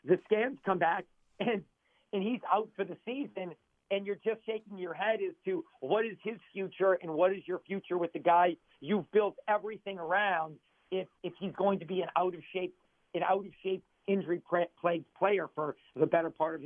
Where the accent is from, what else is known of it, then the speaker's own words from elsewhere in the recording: New Orleans, Louisiana, United States; born and raised in New Orleans